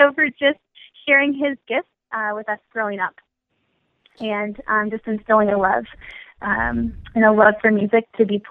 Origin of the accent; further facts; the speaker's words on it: Minnesota, United States; now in Philadelphia, United States; I'm originally from Minnesota. I'm currently living in Philadelphia